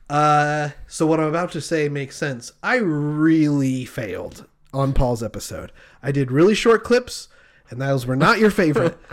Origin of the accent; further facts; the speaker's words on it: Marysvale, Utah, United States; moved away; I lived in a very small town. Shout out to Marysville.